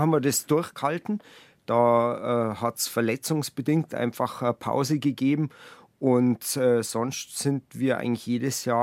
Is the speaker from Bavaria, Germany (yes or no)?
yes; Buching, Bavaria, Germany; da wo ich gelebt habe früher, wo ich aufgewachsen bin, in äh, Buching. Da hat man zwar die Berge direkt vor der Haustür